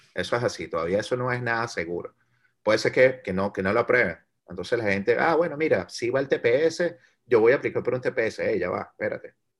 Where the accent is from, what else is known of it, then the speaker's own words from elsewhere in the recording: Venezuela; now in United States; el venezolano, nosotros como comunidad venezolana, no solo dentro de los Estados Unidos